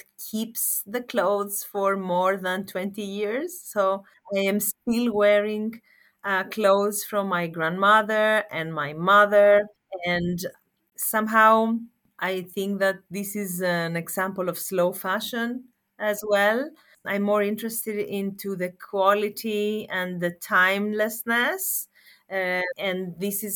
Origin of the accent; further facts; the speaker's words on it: Thessaloniki, Central Macedonia, Greece; I am a Greek architect and I grew up in Thessaloniki in Greece